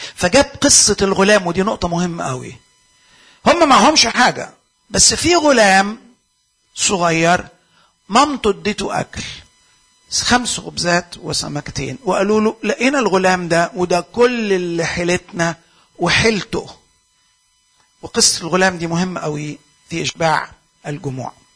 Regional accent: Egypt; عندنا في مصر

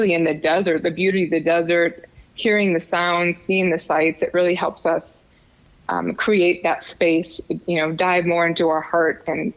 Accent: Wisconsin, United States; moved away as an adult; now in Tucson, United States; I was born in Wisconsin.

